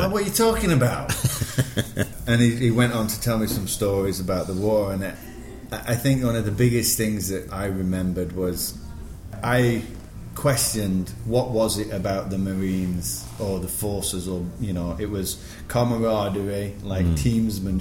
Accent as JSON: {"language": "English", "town": "Sheffield", "region": "Yorkshire and the Humber", "country": "United Kingdom", "tie": "born or raised there", "also_born_or_lived": "Singapore", "moved": "as an adult", "lives_now": "New York, United States", "said": "I'm born and bred in Sheffield."}